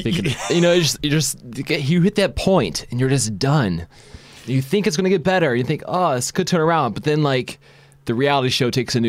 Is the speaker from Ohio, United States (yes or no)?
yes; Berea, Ohio, United States; my hometown, by the way, of Berea.